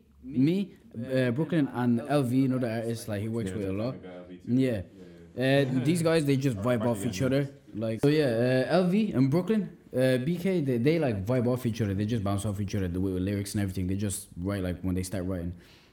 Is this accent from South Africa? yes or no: no; Ireland; Growing up in Ireland, you know, born and raised in Ireland, and I'm like, the culture here is all based around all this other stuff.